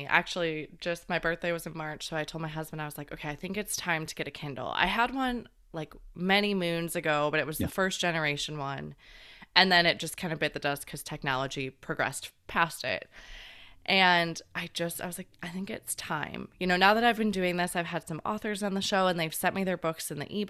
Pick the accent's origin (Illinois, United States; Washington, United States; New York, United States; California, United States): Illinois, United States; Flat; which growing up in Flat, Illinois was not a...